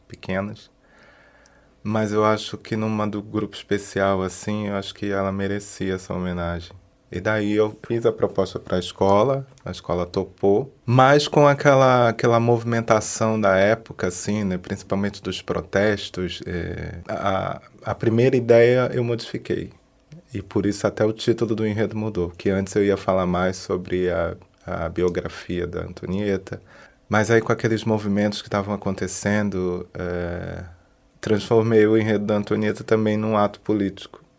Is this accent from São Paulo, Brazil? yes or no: no; Nilópolis, Rio de Janeiro, Brazil; moved away as an adult; now in Florianópolis, Brazil; Sou de Nilópolis, no Rio de Janeiro, mas estou aqui na cidade já desde 2003, residindo